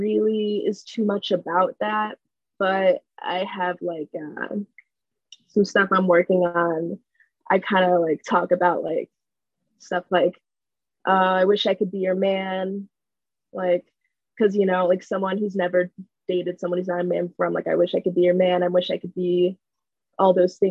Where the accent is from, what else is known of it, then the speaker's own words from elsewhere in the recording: Chicago, Illinois, United States; I'm from Chicago, 22 years old.